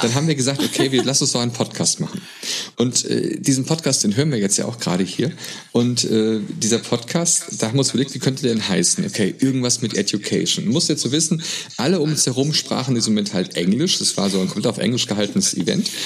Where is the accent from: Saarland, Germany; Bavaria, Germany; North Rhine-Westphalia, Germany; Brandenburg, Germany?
North Rhine-Westphalia, Germany; Essen; ich komme aus Essen